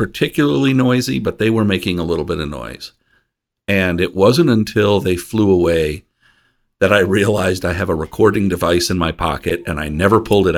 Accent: Iowa, United States; my home state

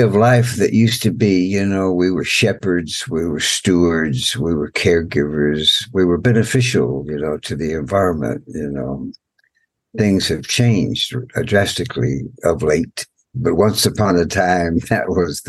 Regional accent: United States; I'm from the Muscogee Nation

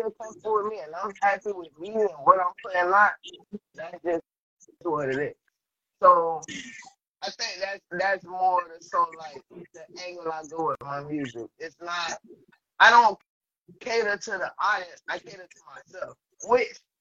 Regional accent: Palm Beach, Florida, United States; I grew up out there

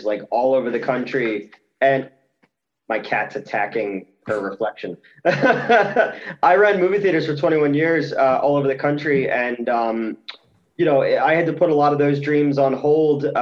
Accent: New Jersey, United States; I'm from South Jersey

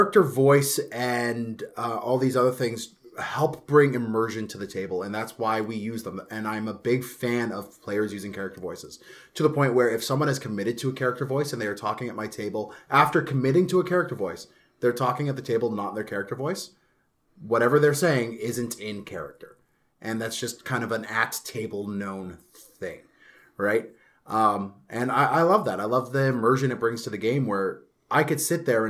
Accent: Canada; being Canadian. We're such a melting pot here

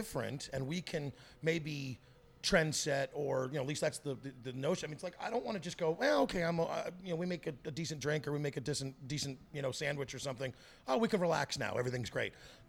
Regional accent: Virginia, United States; also born or lived in Texas; I was born in Texas and raised in Virginia to a military family.

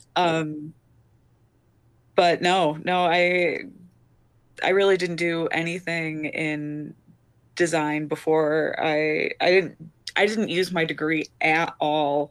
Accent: Detroit, Michigan, United States; moved away as an adult; also born or lived in Chicago / Oregon; I'm from Detroit

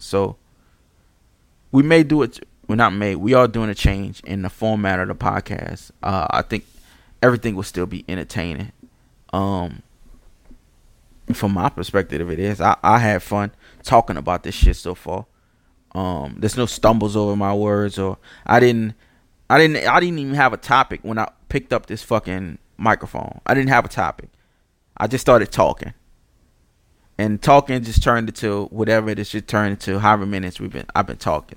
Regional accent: New Orleans, Louisiana, United States; I'm from Pauline and Saint Claude.

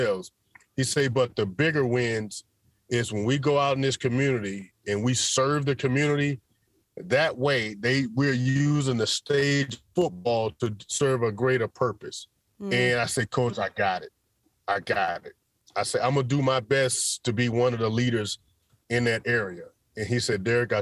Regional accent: Pensacola, Florida, United States; also born or lived in Tallahassee, Florida / Tampa, Florida; growing up in Pensacola, Florida, and attending school in Tallahassee

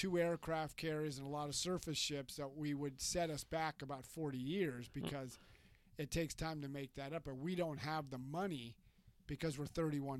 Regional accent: California, United States; moved away; I'm from California.

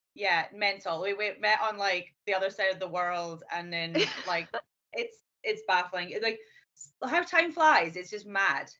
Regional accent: Scotland, United Kingdom; moved away as an adult; also born or lived in Edinburgh; now in Hong Kong; I'm originally from Scotland, um, but I have traveled numerous places. I'm now living

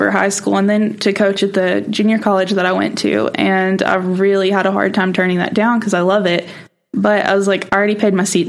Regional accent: Eastern Oklahoma, United States; moved away as an adult; now in Oklahoma City, United States; I'm a 2L from Atabel, Oklahoma, so way in the middle of nowhere.

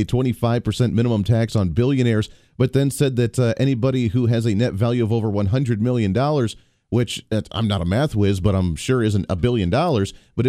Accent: Kansas, United States; He's from the 1st Congressional District right here in my home state of the state of Kansas.

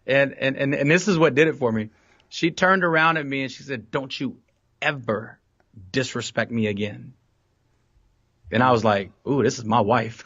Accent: Fort Worth, Texas, United States; also born or lived in San Jose, California; I'm from Fort Worth, Texas, uh, born and raised, um, on the east side of Fort Worth

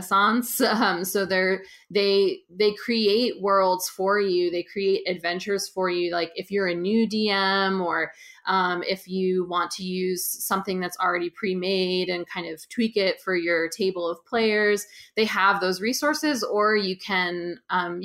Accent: just outside of San Francisco, California, United States; now in Brooklyn, United States; I'm from California originally, just outside of San Francisco. And I live in Brooklyn, New York.

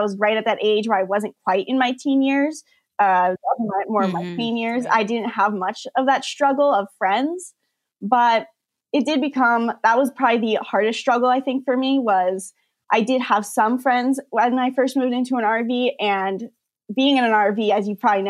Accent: San Diego, California, United States; moved away; they decided to start a gymnastics studio in San Diego. That's my hometown where I've always lived.

